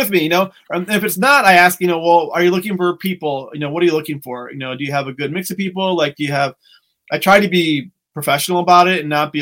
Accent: St. Louis, Missouri, United States; moved away as an adult; also born or lived in Peoria, Illinois / Chicago, Illinois; Growing up in St. Louis, going to Bradley University in Peoria, moving to Chicago

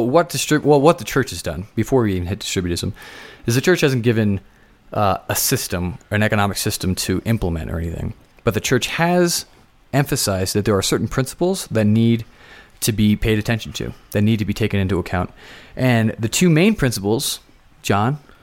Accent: Philadelphia, Pennsylvania, United States; now in Colorado, United States; I'm from Philadelphia

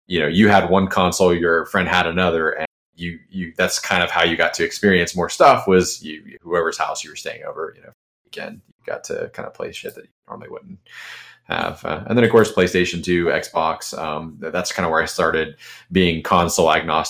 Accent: Charleston, South Carolina, United States; now in Jacksonville, United States; from South Carolina, where I grew up in Charleston

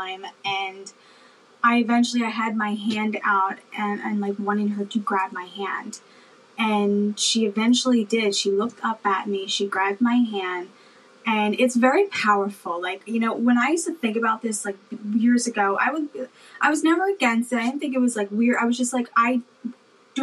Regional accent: Philadelphia, Pennsylvania, United States; also born or lived in Câmpulung, Romania; now in New Jersey, United States; I currently live in New Jersey, which is like maybe 20 minutes right outside of Philadelphia. And that's where I was raised, in Philadelphia

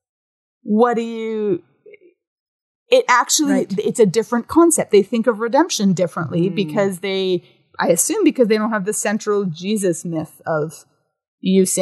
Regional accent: Canada; I'm a Canadian visiting

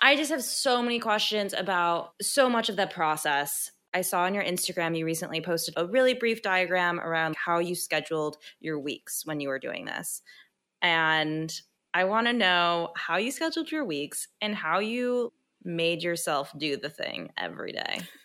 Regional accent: Midwest, United States; we're both from the Midwest

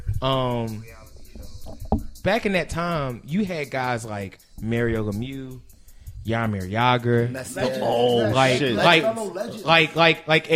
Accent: Philadelphia, Pennsylvania, United States; moved away; also born or lived in Brooklyn; growing up, you know, I'm from Southwest Philly

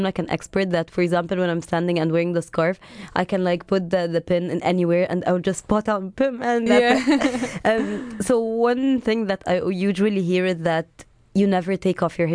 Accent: Egypt; now in United Kingdom; I'm from Egypt and I moved to the UK

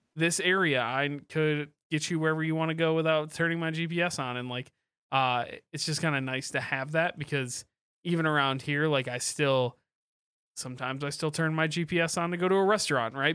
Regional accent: Kalamazoo, Michigan, United States; moved away as an adult; I grew up in Kalamazoo from, like, two thousand one on, uh, until I moved away

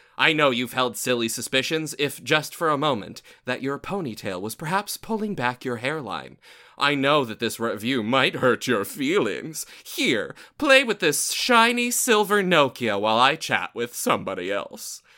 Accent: Southern, United States; accent: Southern; my usual Southern accent

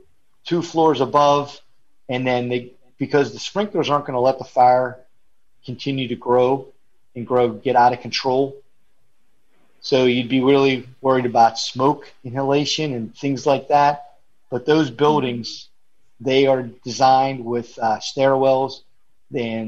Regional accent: Pennsylvania, United States; now in Florida, United States; originally I'm from Pennsylvania

